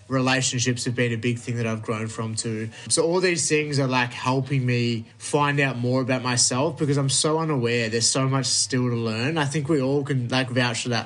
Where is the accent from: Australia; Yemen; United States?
Australia; Melbourne, Victoria; I'm from Melbourne